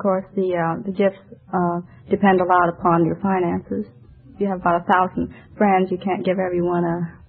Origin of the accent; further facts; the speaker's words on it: Guangzhou, Guangdong, China; moved away; I was born in Canton, China.